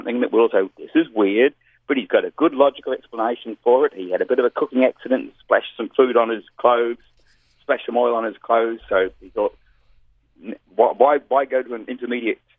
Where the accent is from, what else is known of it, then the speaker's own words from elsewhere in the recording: Melbourne, Victoria, Australia; also born or lived in New Zealand; Melbourne, Australia, which is my hometown.